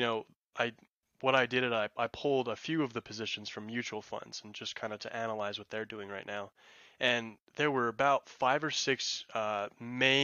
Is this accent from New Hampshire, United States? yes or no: no; New Mexico, United States; I'm from New Mexico